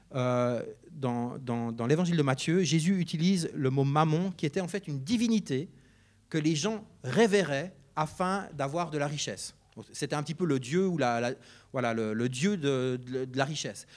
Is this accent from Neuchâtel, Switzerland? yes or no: yes; Neuchâtel, Switzerland; Je viens du canton de Neuchâtel, comme mon accent l'indique parfois.